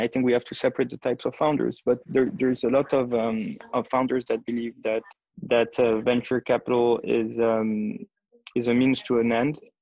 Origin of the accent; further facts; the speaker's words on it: Geneva, Switzerland; moved away as an adult; also born or lived in United States / Athens, Greece; now in Tel Aviv, Israel; I'm Swiss. Originally, I was born and raised in Geneva.